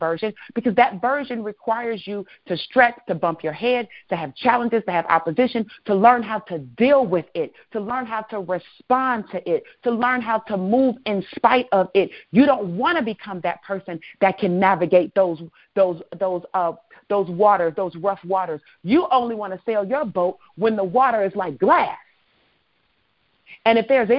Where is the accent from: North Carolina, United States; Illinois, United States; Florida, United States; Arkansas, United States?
Illinois, United States; Chicago; I'm from Chicago